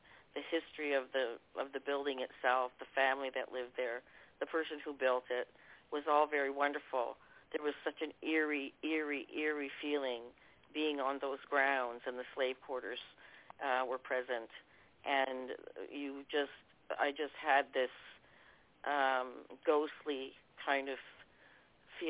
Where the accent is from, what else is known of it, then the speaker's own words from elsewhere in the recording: East Coast of Canada, Atlantic Canada, Canada; accent: Canadian; I'm from the East Coast, so we're very twangy out here with the Canadian accent.